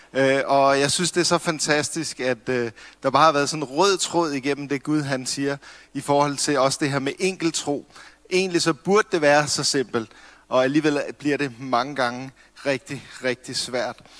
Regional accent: Copenhagen, Capital Region of Denmark, Denmark; nu er jeg fra København

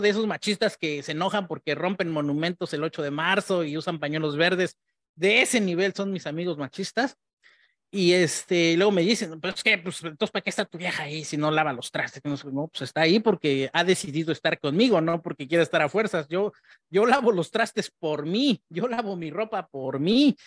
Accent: Mexico; hombre mexicano

